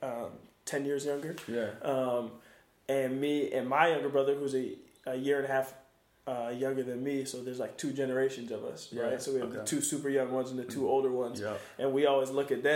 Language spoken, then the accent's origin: English; Lawrenceville, New Jersey, United States; also born or lived in Princeton, New Jersey; I was born in Princeton, New Jersey. Grew up in Lawrenceville, New Jersey, right next door.